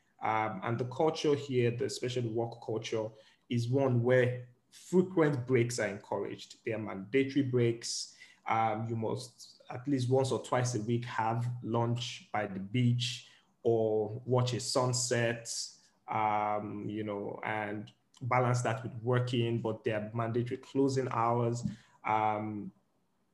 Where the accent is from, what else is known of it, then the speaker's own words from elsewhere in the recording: Nigeria; I'm speaking largely from the point of view of being in Nigerian, is that there's more open-mindedness here. And one of the important things, especially as Nigerians, that you need to come to the table with is an open mind.